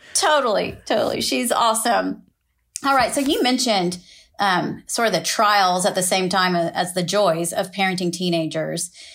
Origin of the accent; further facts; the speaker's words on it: Austin, Texas, United States; moved away; we are both from Austin, Texas.